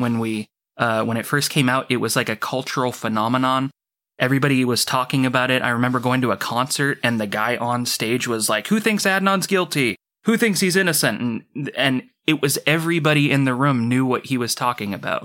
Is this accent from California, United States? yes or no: yes; Orcutt, California, United States; I've been in this town my whole life. It's a little town called Orchid. It borders on the southern end of Santa Maria